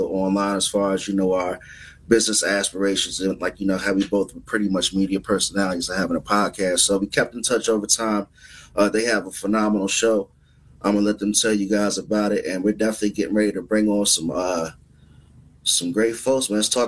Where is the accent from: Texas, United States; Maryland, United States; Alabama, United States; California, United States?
Maryland, United States; Suitland; also born or lived in Southeast, Washington D.C.; now in Baltimore, United States; I'm from Southeast, grew up in Suitland. K-Diz is from Uptown. I now live in Baltimore, which is a different side of town, but it's a whole different world.